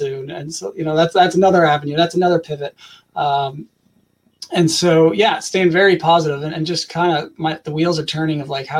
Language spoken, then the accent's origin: English; Canada; I'm from Canada